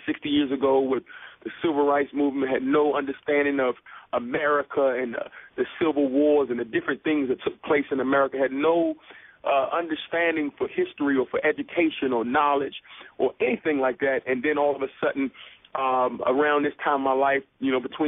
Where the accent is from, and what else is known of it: Washington, District of Columbia, United States; born or raised there